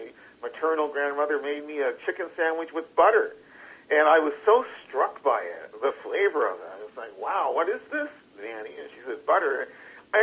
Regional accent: Halifax, Nova Scotia, Canada; also born or lived in Windsor Plains, Nova Scotia; now in Toronto, Canada; I grew up in the city of Halifax, to be precise, in the north end of Halifax in the 1960s

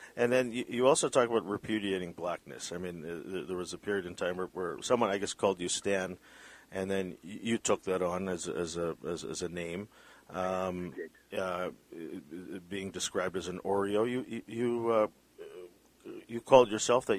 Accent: Vancouver, British Columbia, Canada; My parents are Filipino. I was born in Vancouver

